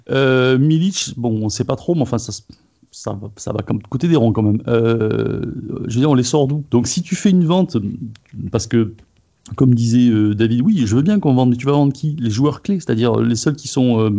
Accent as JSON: {"language": "French", "town": "Marseille", "region": "Provence-Alpes-Côte d'Azur", "country": "France", "said": "ah ben oui, mais je ne parle pas pour les autres clubs, je suis Marseillais."}